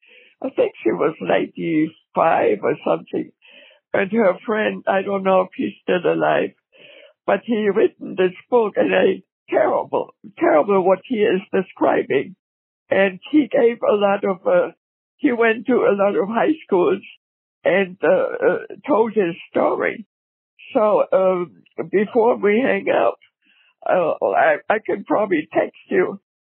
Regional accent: Pomerania, Germany; also born or lived in Berlin; We are German. {S3} Okay. {S4} We lived in a small village. My whole family on my mother's side, we're all from Berlin.

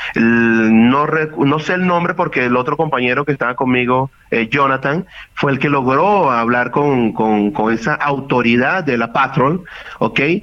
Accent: Venezuela; moved away as an adult; also born or lived in Mexico City, Mexico; Yo salí de Venezuela hace siete años

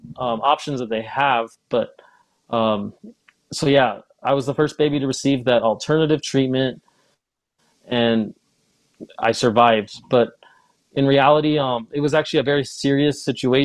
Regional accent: Ogden, Utah, United States; also born or lived in California; I was raised in Utah

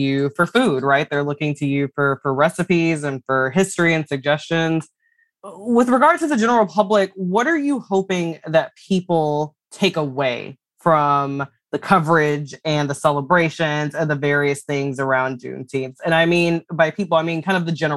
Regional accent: Houston, Texas, United States; my parents are from Baton Rouge. So my siblings and I, they raised us in Texas.

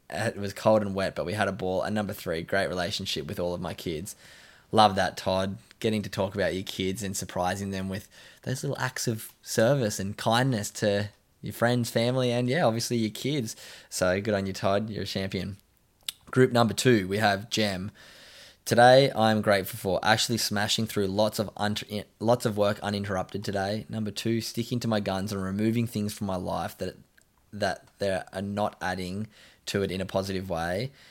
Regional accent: Scotland, United Kingdom; I'm originally from Scotland

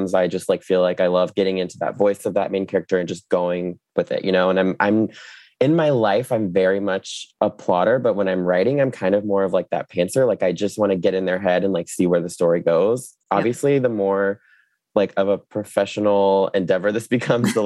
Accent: Jacksonville Beach, Florida, United States; also born or lived in New York; Jacksonville Beach, Atlantic Beach was where I grew up and went to the high school

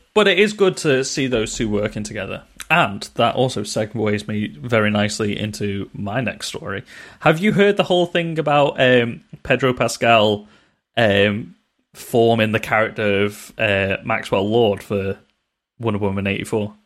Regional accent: United Kingdom; We're British

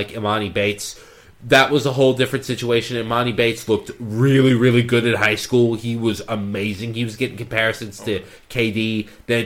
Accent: Sydney, New South Wales, Australia; moved away; I was born in Sydney, Australia

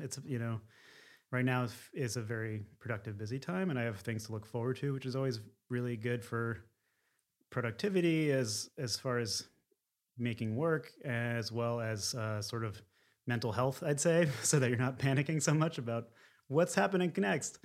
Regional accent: outside of Philadelphia, Pennsylvania, United States; moved away as an adult; also born or lived in Secaucus, New Jersey; now in San Francisco, United States; I was born in Secaucus, New Jersey, and then mostly lived outside of Philadelphia

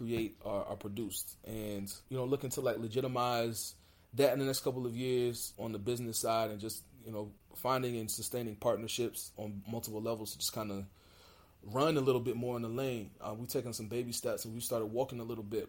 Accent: United States; I'm a Black American. I'm from the United States

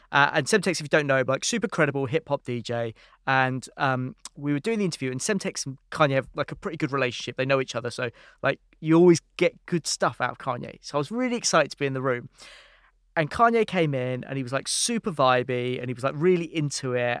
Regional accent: London, United Kingdom; also born or lived in San Francisco; I was from London

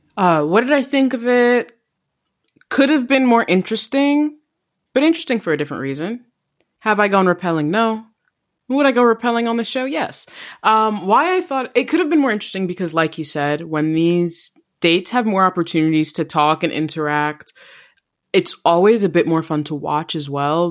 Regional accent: Jamaica; being Jamaican

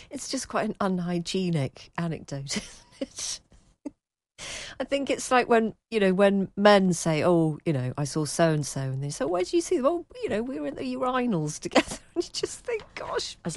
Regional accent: Lewes, South East England, United Kingdom; now in Yorkshire, United Kingdom; but if anyone asks, I always say I'm from Lewes, or even Brighton. My mum still lives in the same village, and she assures me Uckfield is now quite refined and gentrified

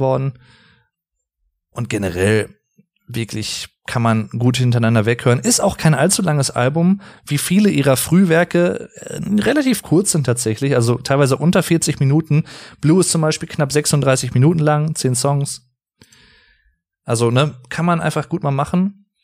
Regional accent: Germany; also born or lived in North Rhine-Westphalia; bei uns in Deutschland

